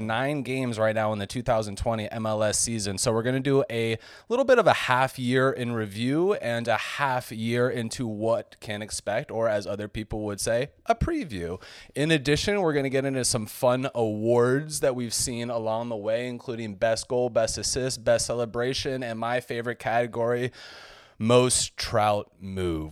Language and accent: English; San Diego, California, United States; moved away as an adult; now in Miami, United States; I am from San Diego, California